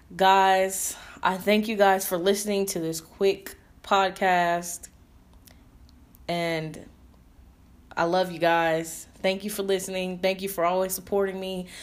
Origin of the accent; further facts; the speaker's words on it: Indianapolis, Indiana, United States; moved away; I moved back to Indianapolis, Indiana, my hometown